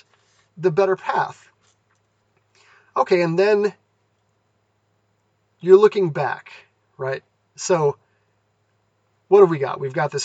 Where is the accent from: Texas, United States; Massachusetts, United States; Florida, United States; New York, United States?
Massachusetts, United States; moved away as an adult; also born or lived in California; I grew up in Massachusetts. I moved to California for college